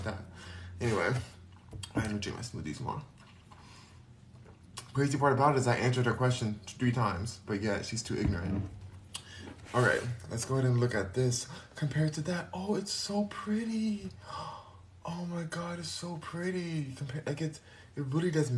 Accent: California, United States; first language English; I'm from California. I'm born and raised there.

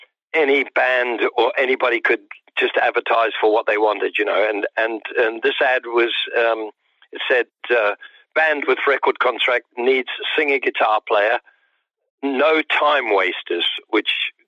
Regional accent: New Zealand; moved away as an adult; now in London, United Kingdom; I'd pretty much just moved to London. I came from New Zealand. I was living in New Zealand.

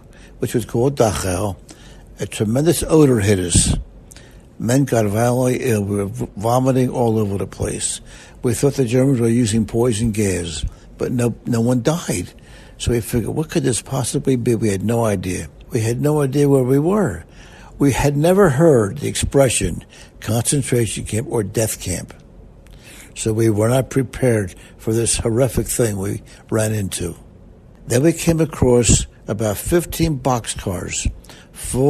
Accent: Winfield, United States; I was born in Winfield

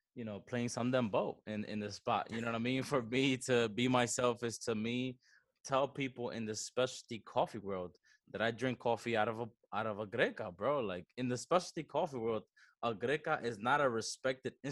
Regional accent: New York City, New York, United States; also born or lived in Baní, Dominican Republic; I came to the Bronx when I was 8 years old with my family. So we're a family of immigrantes. And I was raised here pretty much

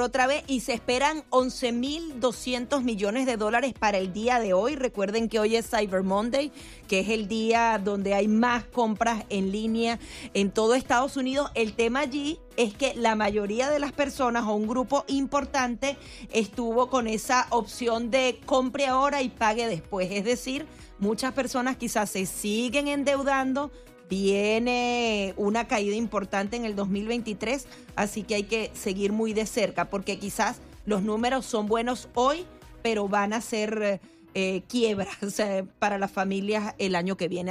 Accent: Venezuela; now in United States; Yo como venezolana he visto cómo los exiliados eh, nos dividimos

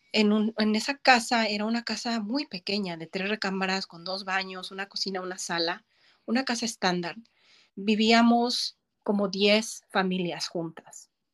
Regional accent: Pacoima, California, United States; also born or lived in Mexico; now in Los Angeles, United States; crecí en Pacoima

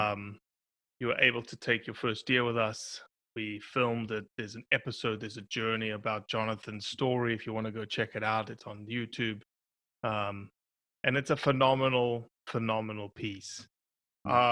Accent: South Africa; born or raised there; moved away

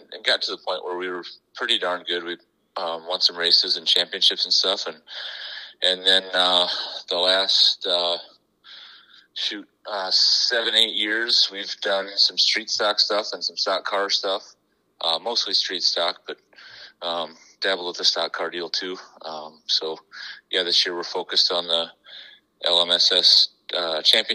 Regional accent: Sioux Falls, South Dakota, United States; Born and raised in Sioux Falls

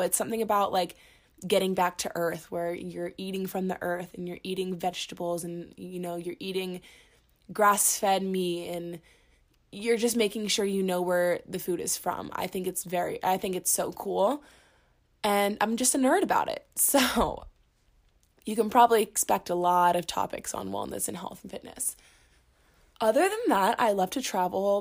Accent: Orlando, Florida, United States; moved away as an adult; now in Boulder, United States; I'm originally from Orlando, Florida, but I moved to Colorado when I moved to Boulder for school at the University of Colorado Boulder for my second year of college

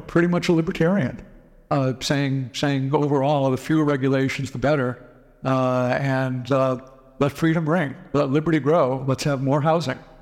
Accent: Boston, Massachusetts, United States; I grew up in the Boston area

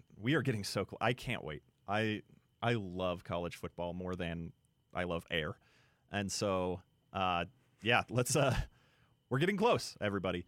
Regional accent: Utah, United States; growing up in Utah

